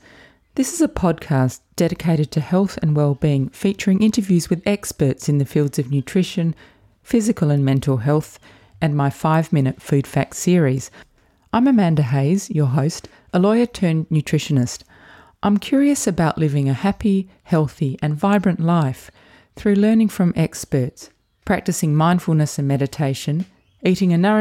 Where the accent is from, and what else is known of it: Adelaide, South Australia, Australia; born or raised there